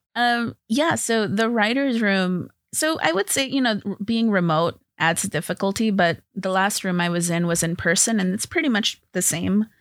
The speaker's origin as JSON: {"language": "English", "town": "Los Angeles", "region": "California", "country": "United States", "tie": "born or raised there", "said": "I grew up in L"}